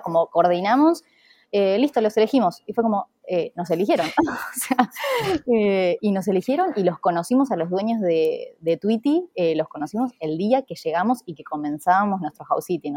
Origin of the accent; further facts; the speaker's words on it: Junín, Buenos Aires Province, Argentina; moved away; soy de Junín